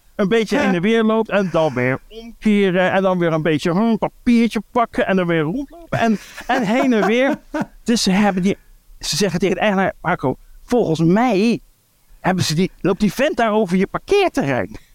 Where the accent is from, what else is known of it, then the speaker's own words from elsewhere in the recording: Breda, North Brabant, Netherlands; Ik kom uit Breda